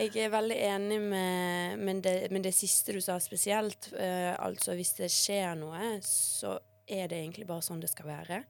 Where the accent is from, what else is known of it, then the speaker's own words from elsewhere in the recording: Bergen, Vestland, Norway; also born or lived in Bosnia; jeg kanskje er den eneste bergenseren som ikke eier en regnjakke